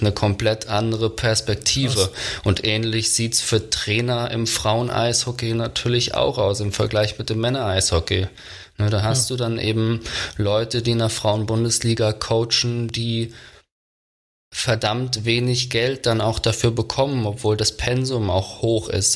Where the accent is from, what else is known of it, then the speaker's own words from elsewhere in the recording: Germany; als Deutscher